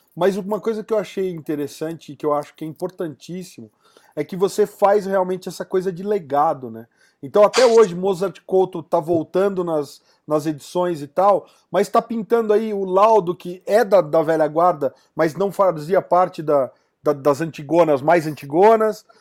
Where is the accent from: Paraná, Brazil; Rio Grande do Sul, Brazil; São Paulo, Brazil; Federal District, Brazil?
São Paulo, Brazil; now in Curitiba, Brazil; eu sou lá de São Paulo